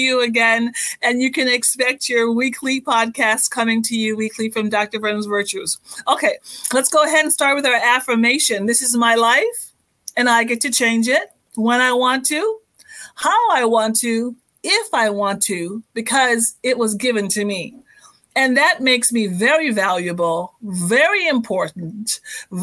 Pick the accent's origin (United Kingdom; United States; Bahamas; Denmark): Bahamas; moved away; I'm actually born and raised in the Bahamas